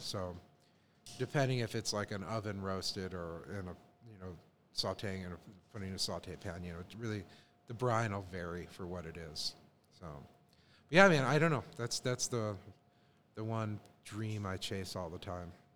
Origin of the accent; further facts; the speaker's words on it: Chicago, Illinois, United States; moved away; growing up in Chicago